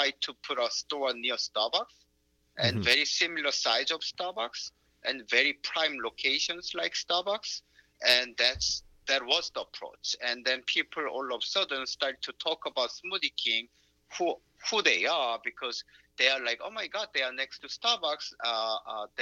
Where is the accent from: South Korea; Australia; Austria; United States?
South Korea; moved away; I'm from South Korea